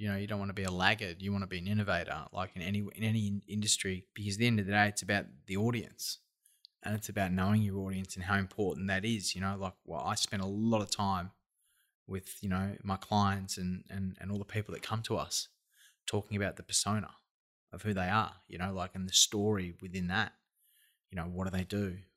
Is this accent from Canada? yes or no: no; Australia; we're all Australian